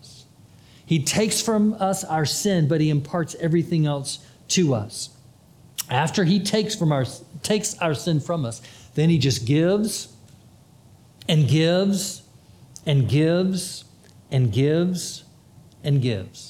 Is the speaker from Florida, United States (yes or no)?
yes; Florida, United States; I'm from Florida